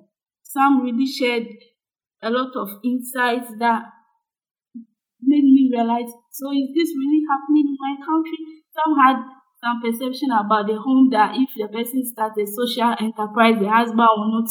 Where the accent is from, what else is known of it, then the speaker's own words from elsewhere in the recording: Ghana; we are all from Ghana